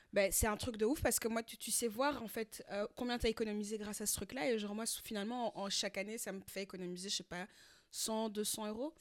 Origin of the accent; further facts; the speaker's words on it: France; now in Belgium; chez nous, en France